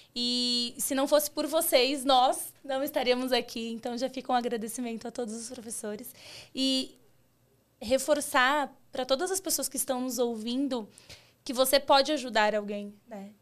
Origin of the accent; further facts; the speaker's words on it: São Paulo, Brazil; a gente é do mesmo bairro periferia de São Paulo